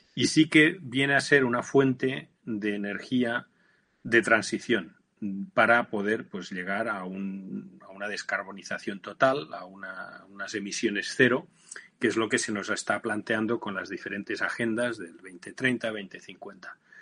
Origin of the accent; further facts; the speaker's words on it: Barcelona, Catalonia, Spain; moved away as an adult; mi tierra, en Barcelona